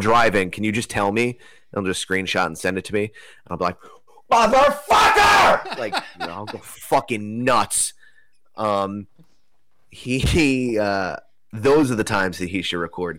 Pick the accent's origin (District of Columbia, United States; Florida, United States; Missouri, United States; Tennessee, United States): Florida, United States; Broward County; I was born in Broward County.